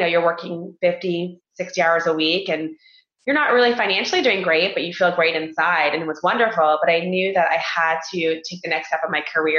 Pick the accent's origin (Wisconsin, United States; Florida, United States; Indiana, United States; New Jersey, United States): Florida, United States; moved away as an adult; I grew up in Florida, graduated from school in Florida, University of Central Florida